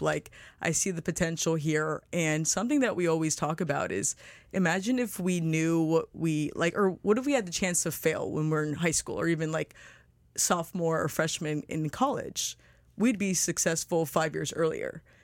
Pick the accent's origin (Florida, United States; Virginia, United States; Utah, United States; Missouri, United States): Florida, United States; Boca Raton; we're originally from Boca. We went to school at Lynn